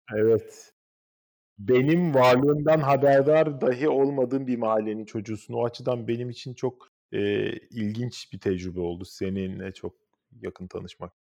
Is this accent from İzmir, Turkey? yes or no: no; Istanbul, Turkey; moved away; also born or lived in Gelibolu, Çanakkale; Benim doğduğum ev olan Hacı Şükrü sokaktaki apartmanda duruyor Kadıköy'de modada.